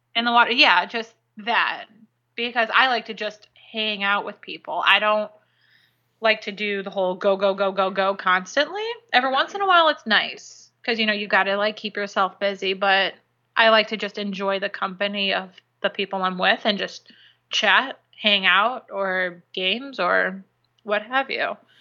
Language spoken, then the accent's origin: English; Illinois, United States; now in Florida, United States; growing up in Illinois